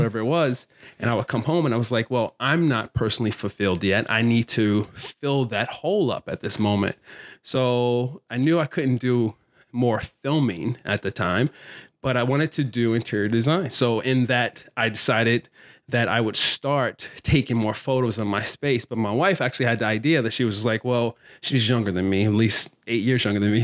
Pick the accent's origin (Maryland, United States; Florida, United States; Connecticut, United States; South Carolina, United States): Maryland, United States; Baltimore; also born or lived in California; I grew up here in Baltimore, went to an art high school, Carver Center for Art and Technology